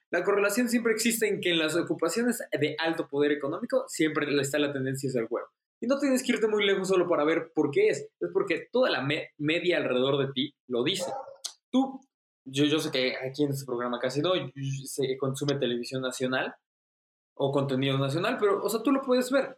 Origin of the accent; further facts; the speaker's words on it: Mexico; somos mexicanos, clase media